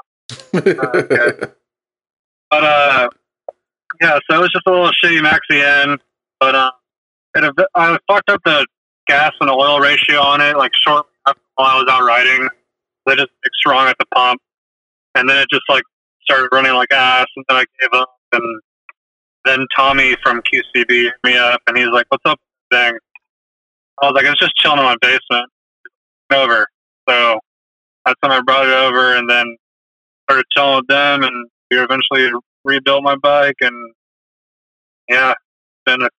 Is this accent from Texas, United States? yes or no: no; Charlotte, North Carolina, United States; now in Nashville, United States; I'm …. I was raised in Charlotte, but I just moved here to Nashville, like, last month, literally.